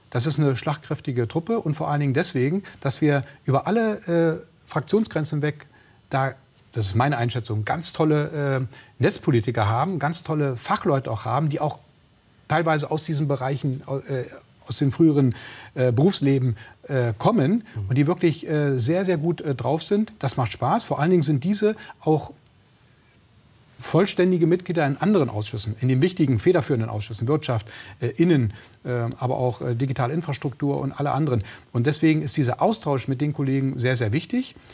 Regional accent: Brandenburg, Germany; ich komme aus der Uckermark, dass die Uckermark auch komplett installiert wird, dass wir den, den, die Abwanderung aus dem ländlichen Raum auch stoppen.

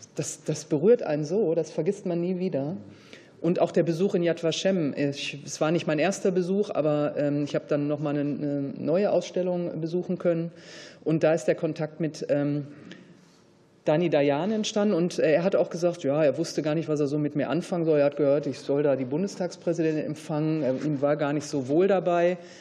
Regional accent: Ruhr area, North Rhine-Westphalia, Germany; Also ich bin halt anders aufgewachsen im Ruhrgebiet

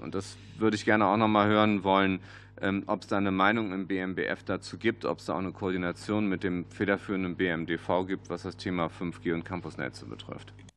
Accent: Düsseldorf, North Rhine-Westphalia, Germany; Als Düsseldorfer

